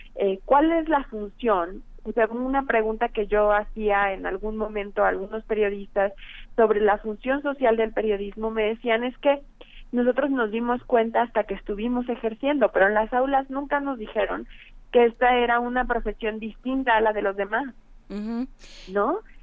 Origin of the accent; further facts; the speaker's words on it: Mexico; nosotros como mexicanos